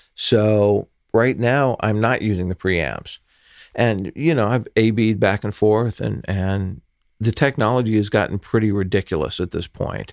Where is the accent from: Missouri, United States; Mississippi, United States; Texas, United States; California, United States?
California, United States; Los Angeles; growing up in the San Fernando Valley